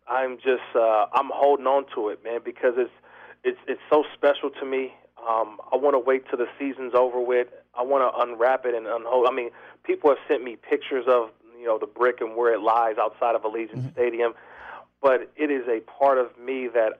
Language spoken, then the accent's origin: English; Oakland, California, United States; because I'm born and raised in Oakland. I grew up a Raider